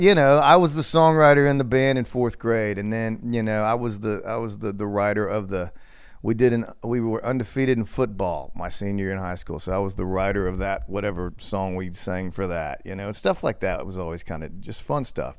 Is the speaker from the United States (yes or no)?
yes; Cordell, Oklahoma, United States; I grew up mostly in Oklahoma. the middle of absolute nowhere, a little town called Cordell